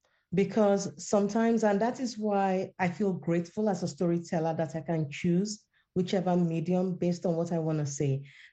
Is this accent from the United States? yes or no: no; Nigeria; My first love was actually fiction when I was a teenager growing up in Nigeria.